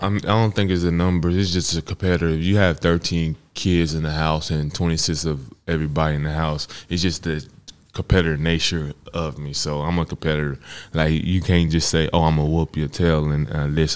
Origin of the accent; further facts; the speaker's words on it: Texas, United States; I'm from Texas